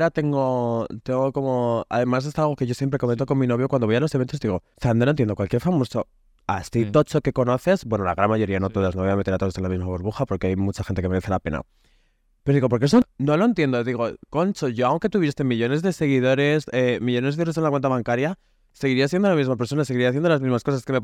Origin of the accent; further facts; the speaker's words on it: Basque Country, Spain; yo Soy vasco